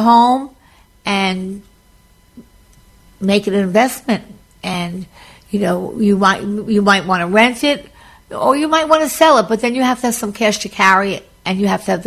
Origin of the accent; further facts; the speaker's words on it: Long Island, New York, United States; also born or lived in Florida; I was from Long Island